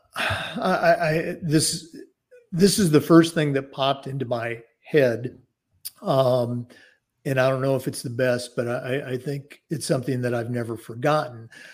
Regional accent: Oregon, United States; growing up in the Pacific Northwest, uh, born and raised in Oregon

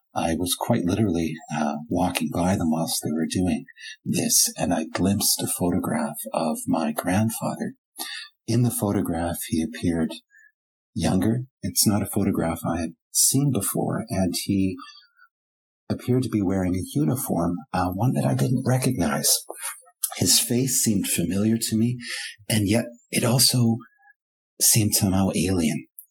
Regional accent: Vancouver, British Columbia, Canada; first language German; English is a second language; third generation Germans, like myself growing up in Vancouver

